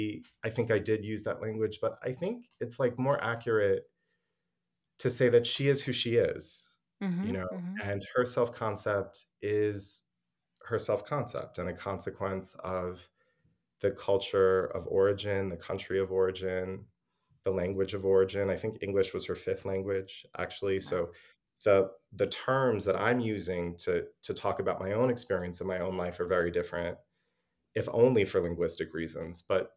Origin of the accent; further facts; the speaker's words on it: United States; And so I am US American. I, like everybody here, am being breastfed on US American racism.